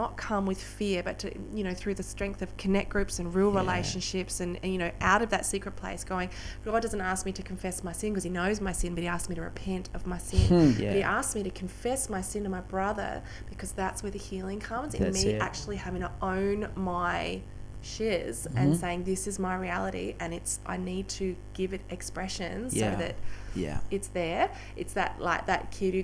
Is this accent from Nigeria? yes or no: no; Australia; moved away; also born or lived in United Kingdom; I came from Australia where it's like, you know, we tough it out.